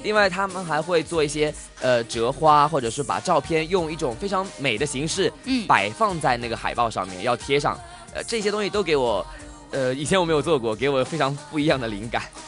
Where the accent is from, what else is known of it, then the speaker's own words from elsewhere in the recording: China; 作为一个中国人的文，文人素养